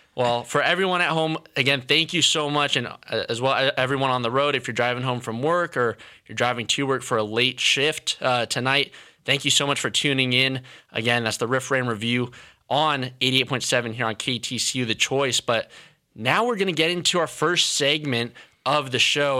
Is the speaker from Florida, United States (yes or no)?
no; San Francisco, California, United States; now in Fort Worth, United States; I'm originally from the Bay Area up north, um, and so I lived on the San Francisco side of things